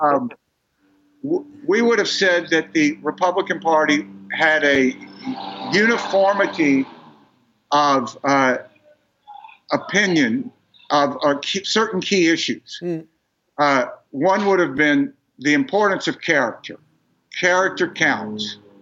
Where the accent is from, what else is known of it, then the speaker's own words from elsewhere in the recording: Mississippi, United States; I grew up in Mississippi uh, in the civil rights era